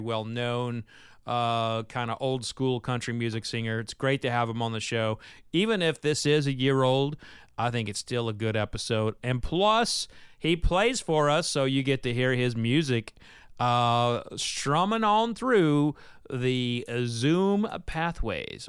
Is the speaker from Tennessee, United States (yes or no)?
no; Oklahoma, United States; moved away; that's my home state, Oklahoma